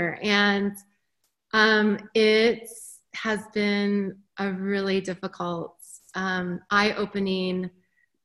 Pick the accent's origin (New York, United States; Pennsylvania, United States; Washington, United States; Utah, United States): Utah, United States; Park City; moved away as an adult; also born or lived in Chicago; I grew up in Park City. I breathe Park City. I am like a mountain girl through and through